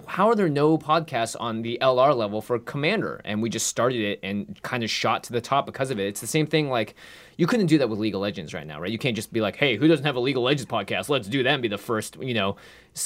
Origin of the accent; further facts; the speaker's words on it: Seattle, Washington, United States; moved away; I grew up in Seattle